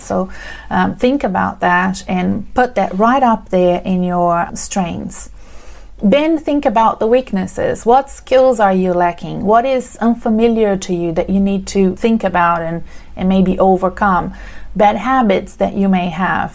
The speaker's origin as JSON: {"language": "English", "country": "Brazil", "moved": "yes", "lives_now": "Australia", "said": "You can see from my accent that I'm not from Australia. I'm originally from Brazil."}